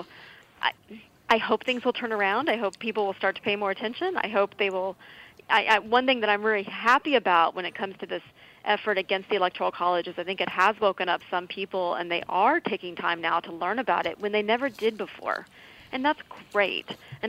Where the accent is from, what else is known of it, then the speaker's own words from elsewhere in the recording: Texas, United States; Well, I'm going to get myself in trouble if I go off on Minnesota politics when I'm from Texas.